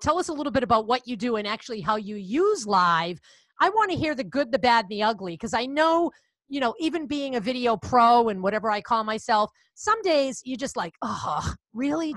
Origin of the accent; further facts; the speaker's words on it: Boston, Massachusetts, United States; accent: Boston; I'm from Boston